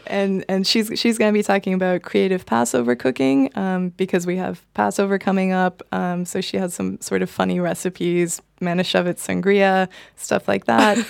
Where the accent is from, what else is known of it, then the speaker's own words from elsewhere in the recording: Boston, Massachusetts, United States; now in Berlin, Germany; I'm from Boston